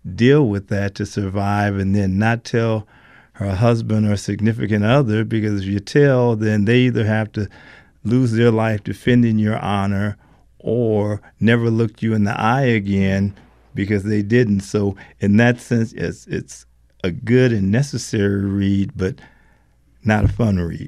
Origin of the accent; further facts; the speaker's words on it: Alabama, United States; I was born in Alabama